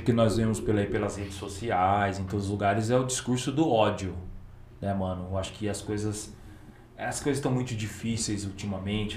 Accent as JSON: {"language": "Portuguese", "town": "Campinas", "region": "São Paulo", "country": "Brazil", "said": "a gente é de Campinas"}